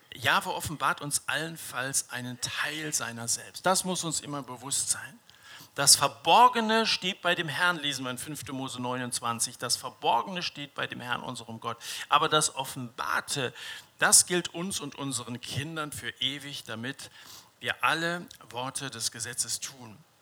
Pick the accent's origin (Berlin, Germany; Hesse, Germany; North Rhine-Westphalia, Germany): Hesse, Germany; Dillenburg; Ich liebe meine, meine Heimatstadt Dillenburg.